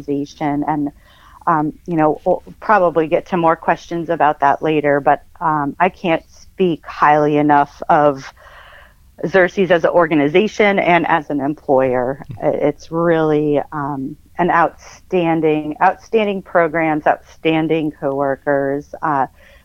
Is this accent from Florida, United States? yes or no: no; Northeast Pennsylvania, United States; moved away as an adult; also born or lived in Iowa; I grew up in Northeast PA on a decent-sized property with woods and hiking trails and a creek